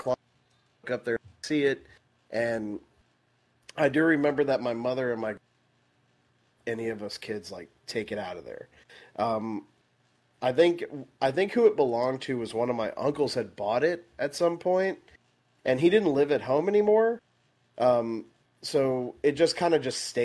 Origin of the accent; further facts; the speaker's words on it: Midland, Texas, United States; now in Dallas, United States; I grew up in Midland for I lived there until like 2012, and then I moved to Dallas.